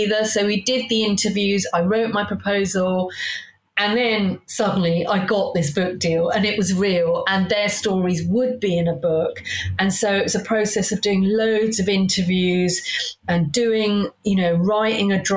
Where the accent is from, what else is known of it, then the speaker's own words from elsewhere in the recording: Hayes, London, United Kingdom; I grew up in Hayes